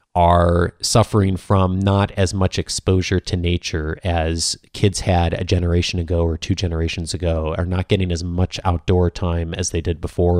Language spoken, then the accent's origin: English; Midwest, United States; I grew up in the Midwest